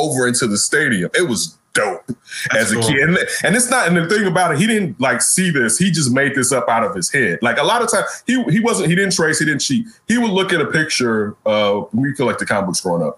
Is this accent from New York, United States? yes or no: no; Chicago, Illinois, United States; We're from Chicago